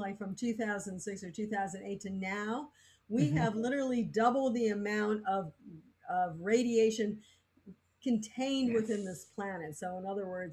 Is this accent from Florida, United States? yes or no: yes; Florida, United States; I grew up in Florida